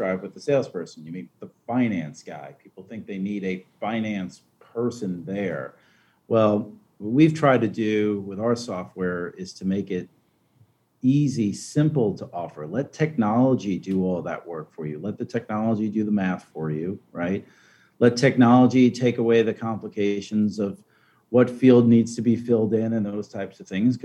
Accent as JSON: {"language": "English", "area": "Long Island", "region": "New York", "country": "United States", "moved": "yes", "said": "I'm from Long Island originally"}